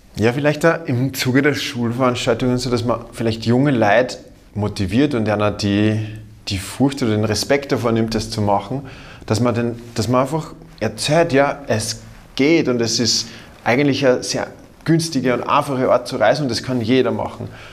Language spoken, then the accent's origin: German; Austria; als Österreicher